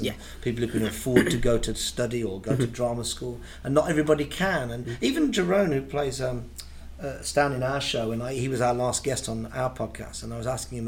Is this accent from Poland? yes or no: no; Birmingham, West Midlands, United Kingdom; I was born in Birmingham. There was no show business in my family at all. My mum was a dinner lady.